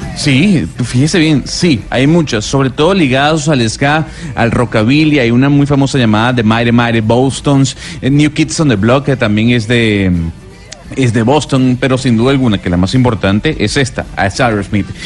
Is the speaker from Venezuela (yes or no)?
yes; Venezuela; moved away; somos ahora los venezolanos